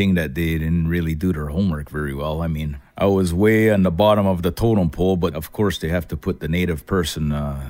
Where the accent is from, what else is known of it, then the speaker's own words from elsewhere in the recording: Kahnawake, Quebec, Canada; I'm from Ganawagi, Quebec, and the Indian Reserve just outside of Montreal.